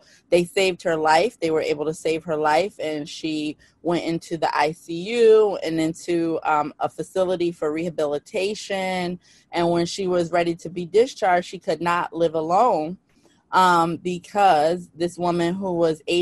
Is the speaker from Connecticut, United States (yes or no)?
yes; New Haven, Connecticut, United States; I'm from New Haven, Connecticut